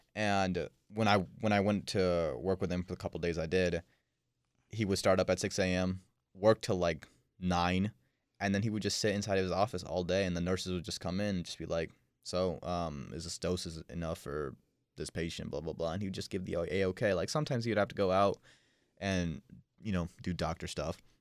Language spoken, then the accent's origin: English; Dehradun, Uttarakhand, India; I was born in India